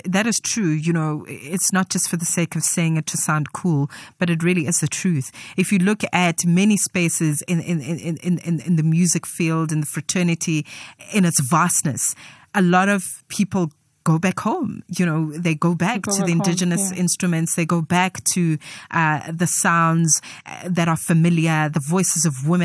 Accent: Soweto, Gauteng, South Africa; I'm a girl from Soweto, ke Motswana

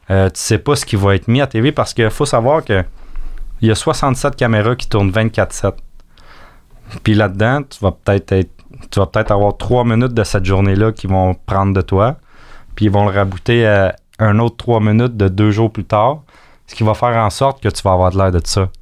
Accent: Acton Vale, Quebec, Canada; on vient d'Actonville.

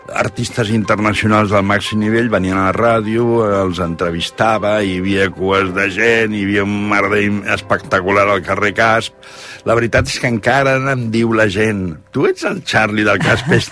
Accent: Catalonia, Spain; ara vaig per les vinyes de, de la meva comarca de Barberà de la Conca

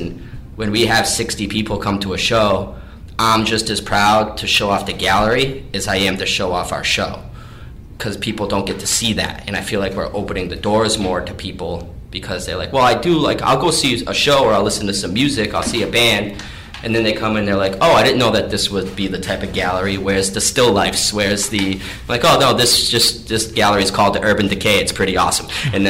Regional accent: Fairhaven, Massachusetts, United States; I grew up in New Bedford in Fairhaven, and this has been a big part of my life.

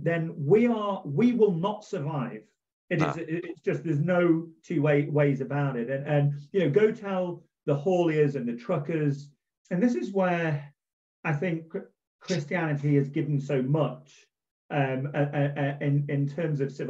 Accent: Manchester, North West England, United Kingdom; I was born in Manchester, birthplace of the Industrial Revolution.

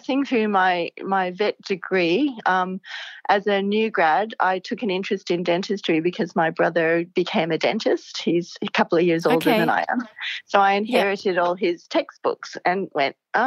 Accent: Hawaii, United States; also born or lived in California; now in Brisbane, Australia; I grew up in Hawaii

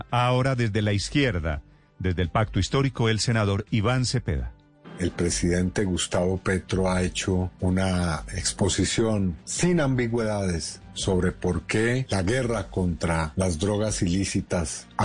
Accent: Colombia; sentí muy orgullosa como colombiana, como alcaldesa de Bogotá

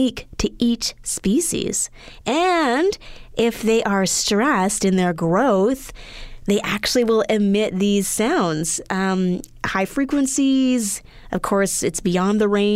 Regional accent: Edmonton, Alberta, Canada; moved away; growing up in Edmonton, Alberta, we were further north

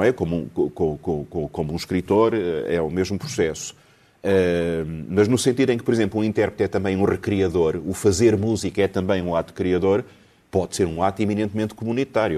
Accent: Lisbon, Portugal; eu nasci em Alfama

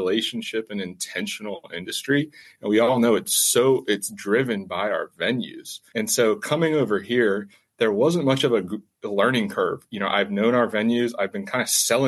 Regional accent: Richmond, Virginia, United States; I'm from Richmond, the Richmond region. Grew up, I've played in Chesterfield really all my life.

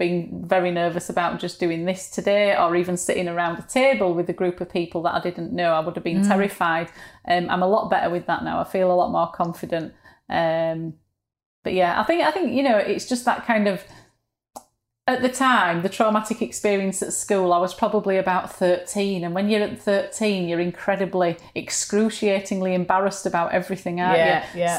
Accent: Yorkshire and the Humber, United Kingdom; accent: Yorkshire; sound of my own voice, you know, the Yorkshireness of it. But now I don't mind it at all. It's just my accent

